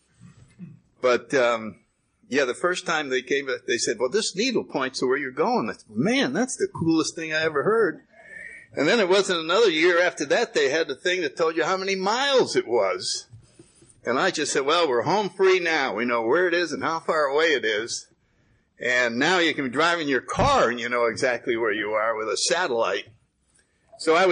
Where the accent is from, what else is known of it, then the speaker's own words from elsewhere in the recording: New Haven, Connecticut, United States; I grew up in New Haven, Connecticut, in the 30s.